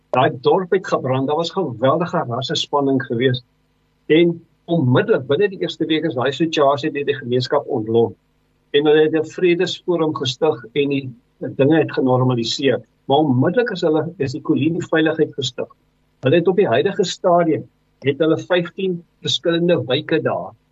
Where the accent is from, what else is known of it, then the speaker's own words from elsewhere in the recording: South Africa; ons as Suid-Afrikaners